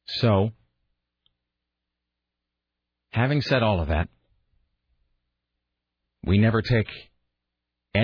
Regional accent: Washington, United States; now in Portland, United States; growing up in Washington State, and I would come to Portland because I had a lot of family that lived here

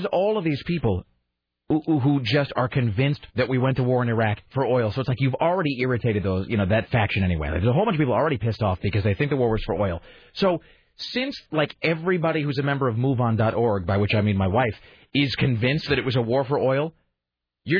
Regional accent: United States; I'm an American

